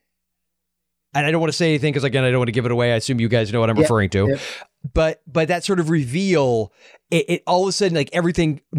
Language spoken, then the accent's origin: English; United States; when you're growing up in America in the 80s